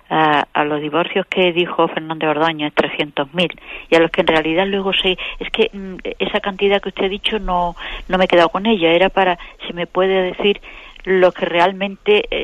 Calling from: Córdoba, Andalusia, Spain; Soy … de Córdoba.

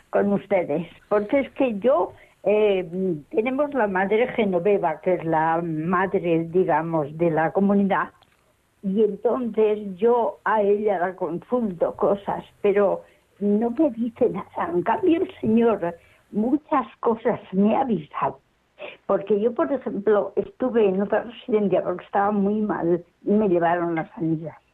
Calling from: Valladolid, Castile and León, Spain; Soy de Valladolid

